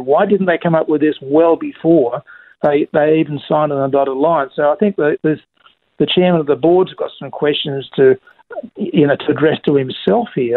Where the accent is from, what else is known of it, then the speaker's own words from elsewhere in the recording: Queensland, Australia; I'm, I'm a Queenslander. I'm not a, I'm not a Melbourneian